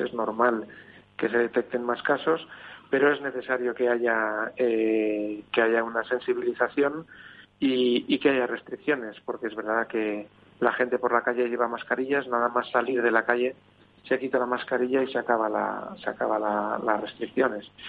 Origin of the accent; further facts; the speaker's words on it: Spain; como españoles que somos